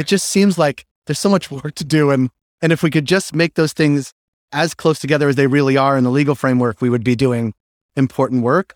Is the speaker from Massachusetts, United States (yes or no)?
yes; Boston, Massachusetts, United States; I'm from Boston